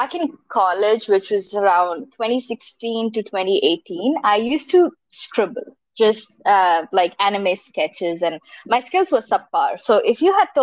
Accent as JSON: {"language": "English", "country": "India", "said": "I am from India"}